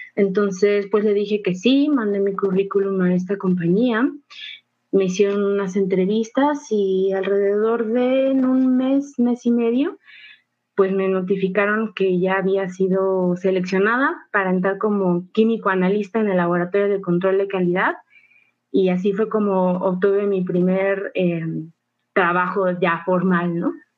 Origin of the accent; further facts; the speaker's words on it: Mexico; cultura tan rica que tenemos como mexicanos